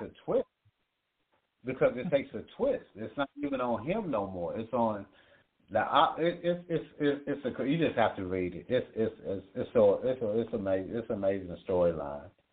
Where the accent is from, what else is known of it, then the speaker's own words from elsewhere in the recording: Virginia, United States; all my people from my hometown in Virginia